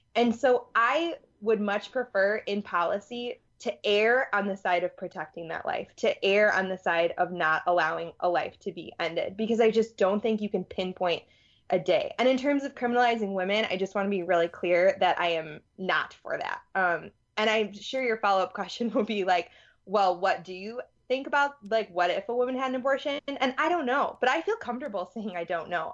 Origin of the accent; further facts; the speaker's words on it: Madison, Wisconsin, United States; also born or lived in Louisiana; I'm from Madison, Wisconsin.